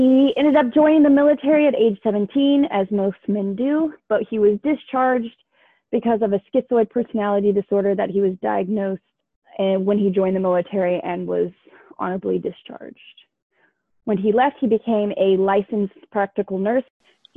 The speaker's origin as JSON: {"language": "English", "area": "Bay Area", "region": "California", "country": "United States", "said": "I'm from the Bay Area in California"}